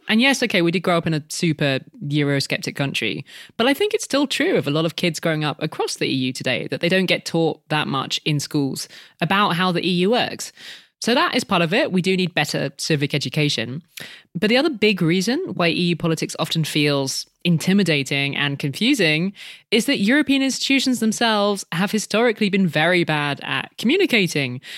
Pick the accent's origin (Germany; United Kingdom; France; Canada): United Kingdom; When we were growing up in Britain